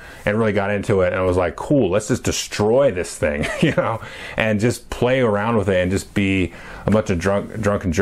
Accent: United States; I was born in the United States of America in 1976

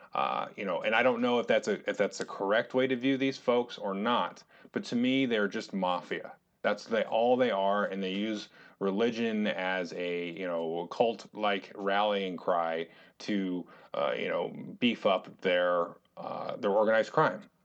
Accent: United States; we are American citizens

